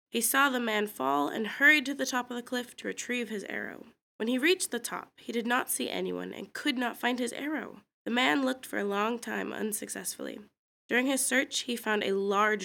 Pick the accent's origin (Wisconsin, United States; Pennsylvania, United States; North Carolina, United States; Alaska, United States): Alaska, United States; Kodiak; also born or lived in Afognak; I was born and raised in Kodiak